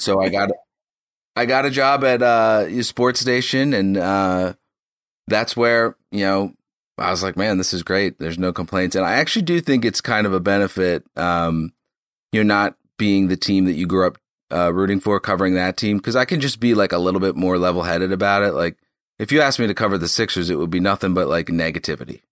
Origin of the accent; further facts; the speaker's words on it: Philadelphia, Pennsylvania, United States; moved away as an adult; now in Boston, United States; I'm from Philadelphia